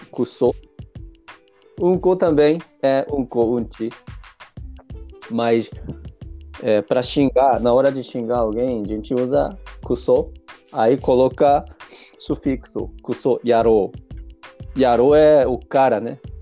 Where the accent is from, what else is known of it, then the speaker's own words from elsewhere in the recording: Japan; first language Japanese; Portuguese is a second language; also born or lived in Brazil; eu no começo eu só falava japonês como um japonês normal, mas como eu aprendi a falar português